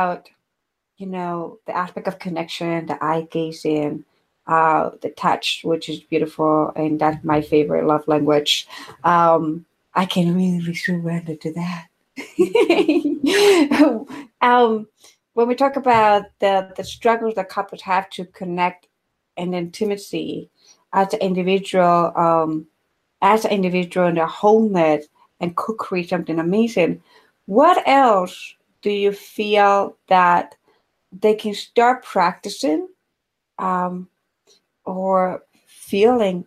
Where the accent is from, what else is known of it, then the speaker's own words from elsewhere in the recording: Ecuador; I grew up in Ecuador